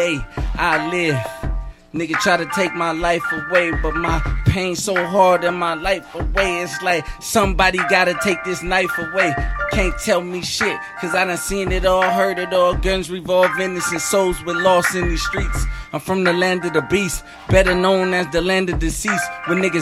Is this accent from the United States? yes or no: yes; Long Beach, California, United States; I'm from Long Beach, California